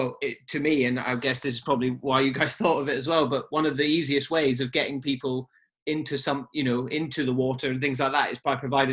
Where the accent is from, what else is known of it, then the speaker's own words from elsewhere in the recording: Highlands of Scotland, United Kingdom; now in Eastbourne, United Kingdom; I grew up in the Highlands of Scotland on the sea as well, so it's very much ingrained in my blood. My dad's a scuba diver who worked in the fishing industry for 20 years. You know, my uncle was the harbour master